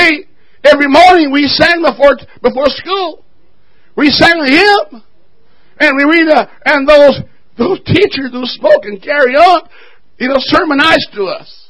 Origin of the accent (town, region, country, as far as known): Jamaica; moved away